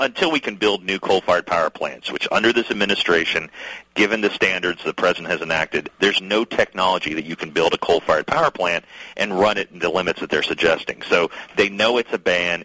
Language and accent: English; West Virginia, United States; moved away; also born or lived in Kentucky; my home state of West Virginia